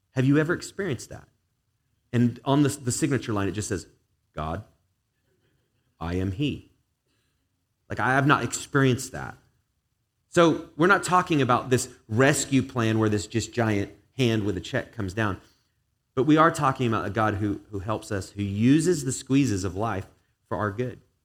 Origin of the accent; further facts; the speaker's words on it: England, United Kingdom; now in United States; I grew up in England, British family